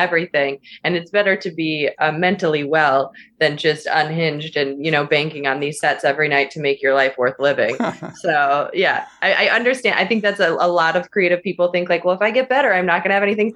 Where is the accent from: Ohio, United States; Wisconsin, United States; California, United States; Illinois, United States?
Wisconsin, United States; I am from Wisconsin.